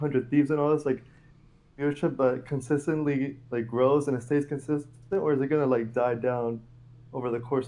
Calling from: Orlando, Florida, United States; How's it going, man? I'm calling from Orlando.

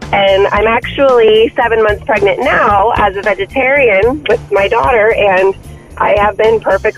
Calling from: Kansas City, Missouri, United States; Kansas City.

